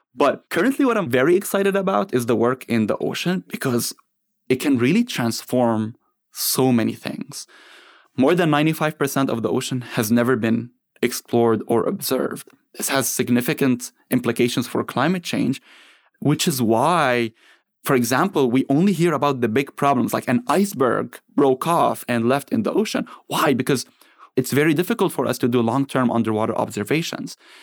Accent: Lebanon; moved away as an adult; now in United States; I grew up in Lebanon after the Civil War ended

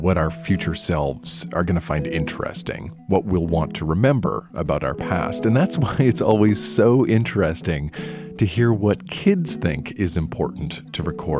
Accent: Nova Scotia, Canada; I grew up in Nova Scotia

